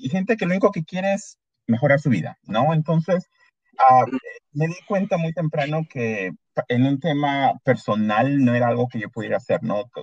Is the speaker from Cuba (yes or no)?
no; Peru; now in Canada; mi mamá es peruana, mi papá es salvadoreño, y, pero ya, yo me considero bastante peruano.